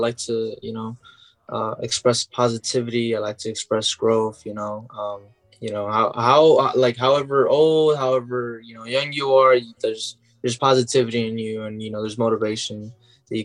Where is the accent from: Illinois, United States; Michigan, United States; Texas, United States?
Illinois, United States; Chicago; I grew up here in Pilsen and, 19 years in Chicago.